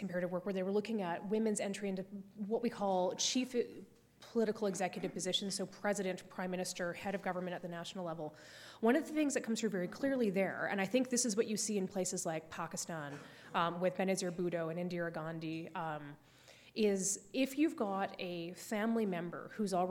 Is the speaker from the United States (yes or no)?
no; Canada; as a Canadian